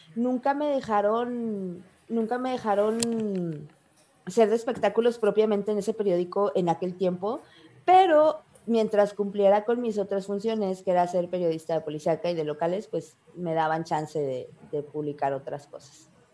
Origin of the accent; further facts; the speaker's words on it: Mexico; soy una chica de México, de un pueblito de Mazaltillo